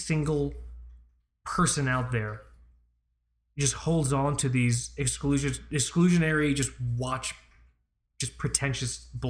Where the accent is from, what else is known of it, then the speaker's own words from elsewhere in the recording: Florida, United States; born there; The thing is, I was born in Florida.